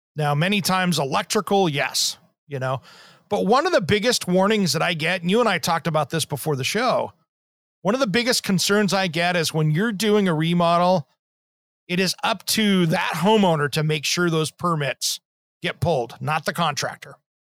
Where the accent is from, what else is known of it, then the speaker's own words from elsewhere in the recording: Tri-Cities, Eastern Washington State, United States; in the Tri-Cities where I grew up in Eastern Washington State